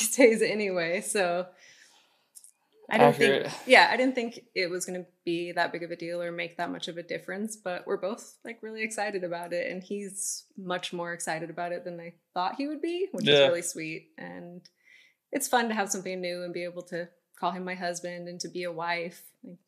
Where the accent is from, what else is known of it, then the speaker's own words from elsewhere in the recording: Bodega Bay, California, United States; I'm from Bodega Bay, one coastal town